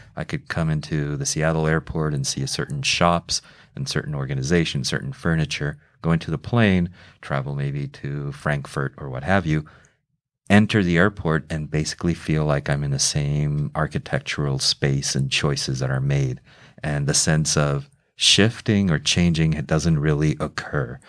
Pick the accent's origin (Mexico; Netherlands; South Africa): Mexico; Mexico City; moved away as an adult; also born or lived in New York City; now in United States; I was raised in Mexico City. I was born in New York City, but my mother and father moved to Mexico City when I was two